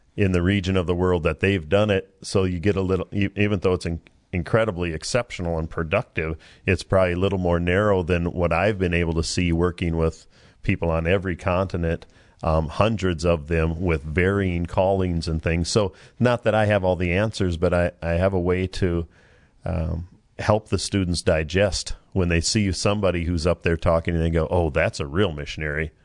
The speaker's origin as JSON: {"language": "English", "region": "Minnesota", "country": "United States", "moved": "yes", "said": "I'm from Minnesota"}